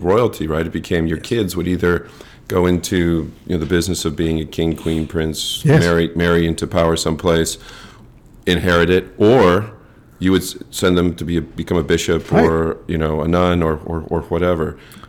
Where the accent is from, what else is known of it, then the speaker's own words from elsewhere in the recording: United States; growing up in America